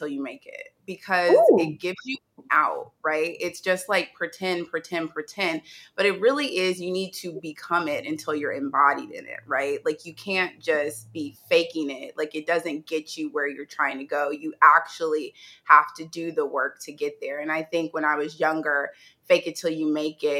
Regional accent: Indianapolis, Indiana, United States; also born or lived in New York; now in Los Angeles, United States; my hometown is Indianapolis, Indiana, and I currently live in Los Angeles, California

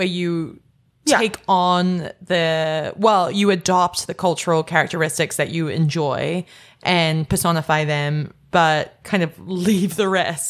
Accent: Canada; I'm Canadian, but I just don't think it crosses over that way.

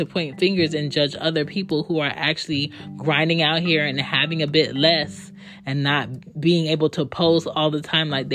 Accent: Philadelphia, Pennsylvania, United States; I grew up in Philly.

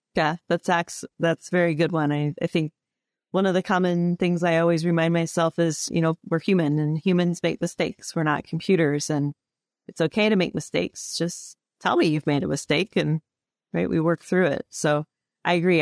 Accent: Illinois, United States; we grew up in Illinois, so we had to learn those or, or read those growing up through our, our schooling

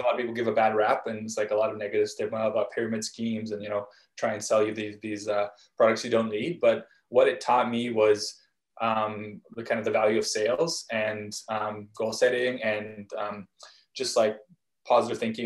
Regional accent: Vancouver, British Columbia, Canada; also born or lived in Krasnoyarsk, Russia / Israel; we moved again to, to Vancouver, uh, Canada, when I was five. And, and uh, when I got here, where I, where I live now, um, Vancouver, um, really from a young age

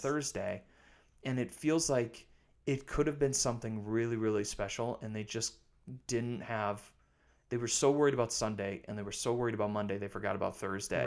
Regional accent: River Falls, Wisconsin, United States; I grew up in River Falls.

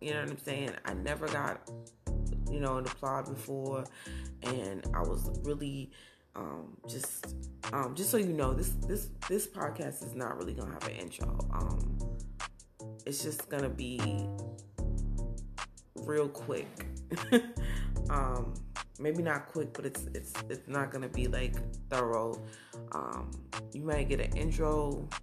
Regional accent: Browns Mills, New Jersey, United States; also born or lived in Newark, New Jersey; I was born in Newark, but I was raised in Browns Mills, New Jersey

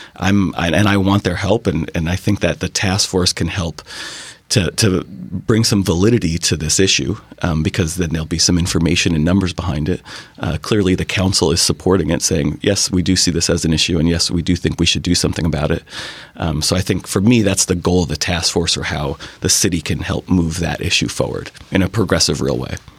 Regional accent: New York City, New York, United States; moved away as an adult; now in Bainbridge Island, United States; I grew up in New York City

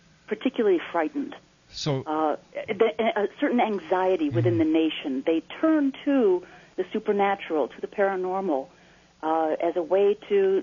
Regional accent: Naperville, Illinois, United States; growing up in Naperville

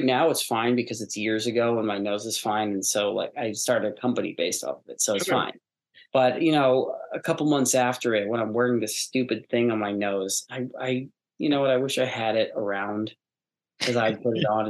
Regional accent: United States; also born or lived in New York / Los Angeles; I grew up in New York

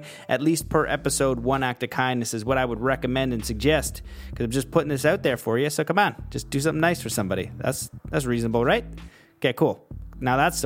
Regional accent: Canada; I'm Canadian

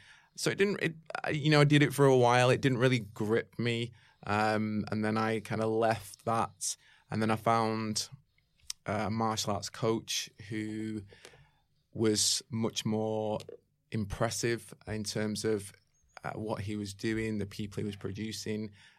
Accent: Manchester, North West England, United Kingdom; Yeah, I'm from the UK. I'm from Manchester.

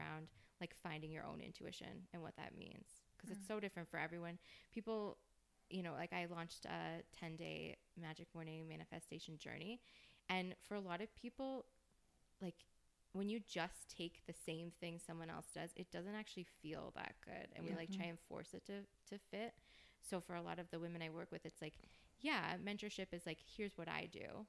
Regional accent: Canada; We're Canadian

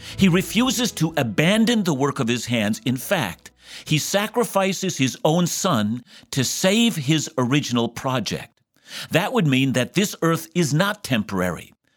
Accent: Vancouver, British Columbia, Canada; I'm from Vancouver

